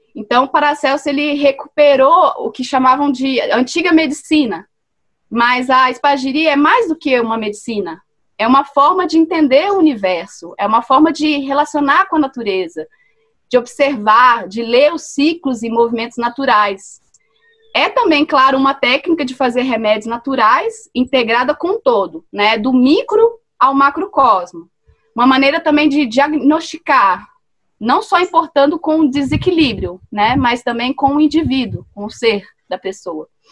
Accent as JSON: {"language": "Portuguese", "town": "Mariana", "region": "Minas Gerais", "country": "Brazil", "tie": "born or raised there", "also_born_or_lived": "Belo Horizonte", "moved": "as an adult", "said": "Eu cresci em Mariana, né, em Minas Gerais, e eu passei a minha infância vendo a minha mãe fazer sabão artesanal"}